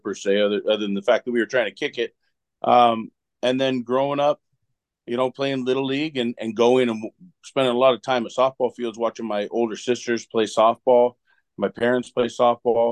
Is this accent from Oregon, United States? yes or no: yes; Oregon, United States; I grew up in Oregon